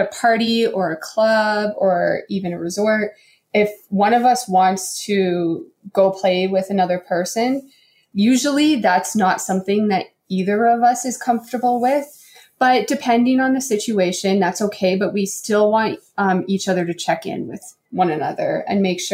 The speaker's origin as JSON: {"language": "English", "town": "Calgary", "region": "Alberta", "country": "Canada", "accent": "Canadian", "said": "we're from Calgary"}